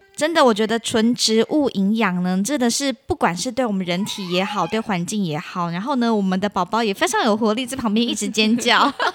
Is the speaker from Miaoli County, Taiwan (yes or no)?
no; Hsinchu, Taiwan; 我来自新竹